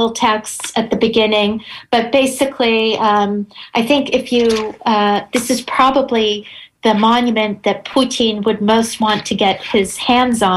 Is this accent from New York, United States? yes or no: yes; New York, United States; since we're both New Yorkers